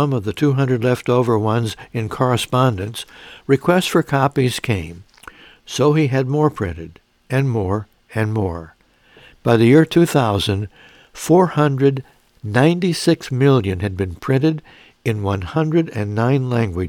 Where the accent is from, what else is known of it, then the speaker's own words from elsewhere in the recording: Mount Carmel, Illinois, United States; moved away; my home church in my hometown, Mount Carmel, Illinois